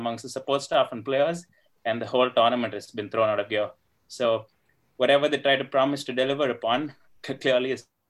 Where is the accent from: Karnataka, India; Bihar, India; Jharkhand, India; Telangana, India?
Karnataka, India; Bangalore; I'm from Bangalore